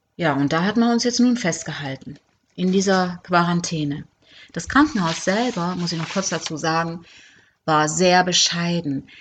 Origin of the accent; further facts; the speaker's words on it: Germany; moved away as an adult; also born or lived in Cuba; ich wollte einfach wieder zurück in meine Heimat, mein Heimweh, ich wollte meine Familie sehen